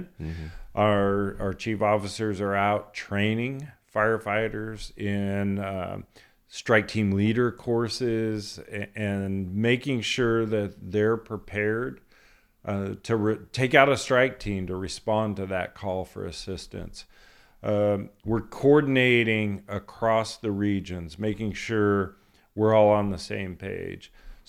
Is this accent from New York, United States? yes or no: no; Kern County, California, United States; growing up in Kern County, country music.